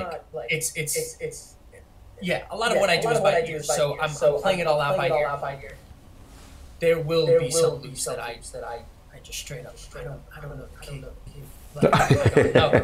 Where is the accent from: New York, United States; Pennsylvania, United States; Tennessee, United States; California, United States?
New York, United States; Harrison; also born or lived in Brooklyn / Queens; I was born and raised in New York. I was born in the city, but then moved out to the suburbs. Specifically, a town called Harrison in Westchester, New York.